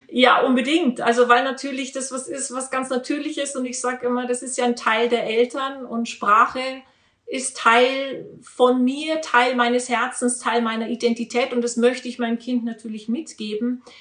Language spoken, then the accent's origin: German; Regensburg, Bavaria, Germany; Ich bin ja in Bayern groß geworden, auch wenn man das jetzt nicht hört.